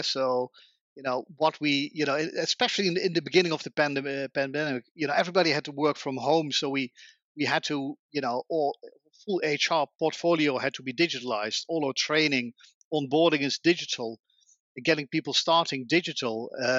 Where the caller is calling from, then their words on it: The Hague, South Holland, Netherlands; I'm calling today from The Hague, in the Netherlands, where I still work from home as the majority of the people in Holland